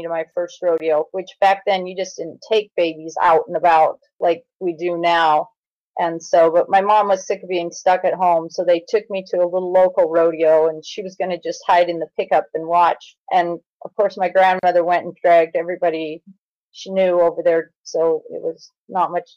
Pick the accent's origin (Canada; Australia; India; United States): United States; Montana; I was born and raised in Montana. We are in northern Montana